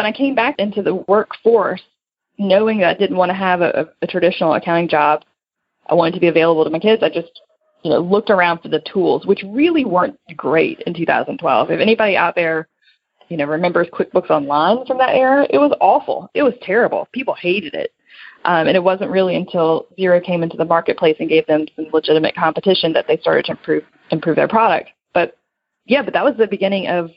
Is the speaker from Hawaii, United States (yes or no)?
no; South Louisiana, United States; also born or lived in Denver; now in New Orleans, United States; I moved from South Louisiana to Denver